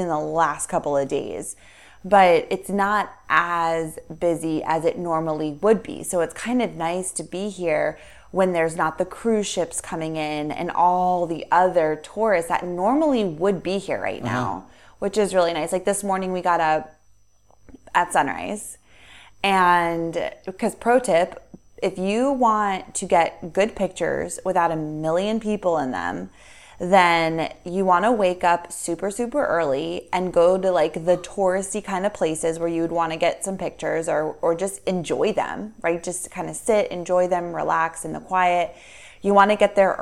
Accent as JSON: {"language": "English", "country": "United States", "said": "us being American"}